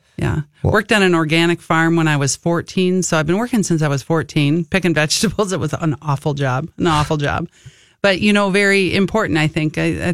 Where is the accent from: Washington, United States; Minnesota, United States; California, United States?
Minnesota, United States; Wayzata; also born or lived in Plymouth, Minnesota / Buffalo, Minnesota / Chicago; I'm originally from the West Metro, so we bounced around a lot. So graduated from Wayzata, but I cannot keep track of how many homes that we lived in by the time I graduated. So all around Plymouth, Wayzata, Minnetonka area.